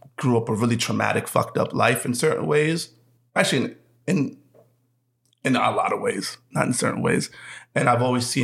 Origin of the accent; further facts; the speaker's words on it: New York City, New York, United States; also born or lived in Atlixco, Puebla, Mexico; I'm born and raised in Brooklyn